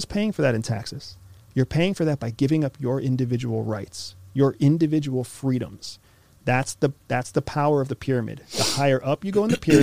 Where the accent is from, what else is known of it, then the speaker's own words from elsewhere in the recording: United States; I am an American citizen. I am a military veteran, and I used to work for CIA